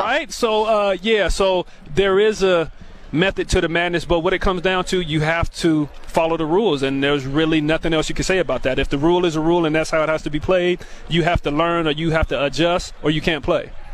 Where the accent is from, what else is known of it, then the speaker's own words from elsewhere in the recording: Tacoma, Washington, United States; I grew up in Tacoma